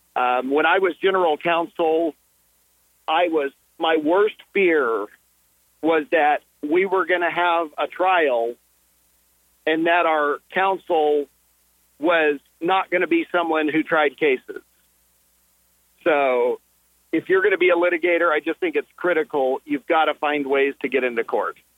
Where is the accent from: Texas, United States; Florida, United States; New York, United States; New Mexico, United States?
New Mexico, United States; Permian Basin, southeast; I grew up in the New Mexico Permian Basin